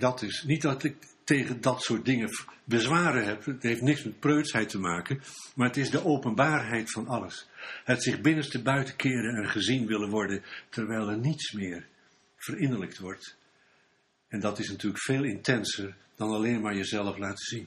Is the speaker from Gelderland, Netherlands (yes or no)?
no; Bergen, North Holland, Netherlands; ik kom uit Bergen, Noord-Holland